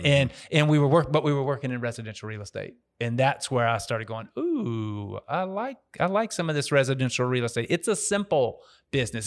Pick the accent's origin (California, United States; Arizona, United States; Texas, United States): Texas, United States; Dallas; moved away as an adult; also born or lived in Nashville, Tennessee; now in Memphis, United States; I'm from Dallas, Texas. Originally moved up to Tennessee to go to college in Nashville